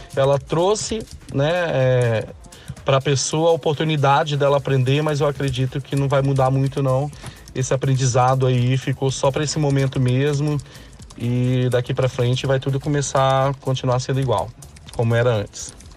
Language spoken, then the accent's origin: Portuguese; Linhares, Espírito Santo, Brazil; sou de Linhares, norte do nosso belíssimo estado, o Espírito Santo